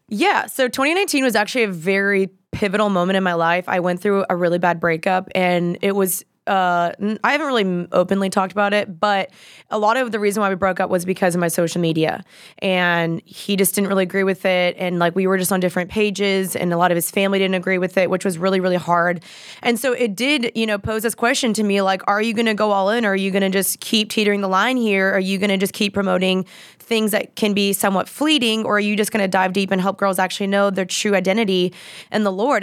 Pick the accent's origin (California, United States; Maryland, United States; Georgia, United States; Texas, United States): Texas, United States; Dallas; I'm from Dallas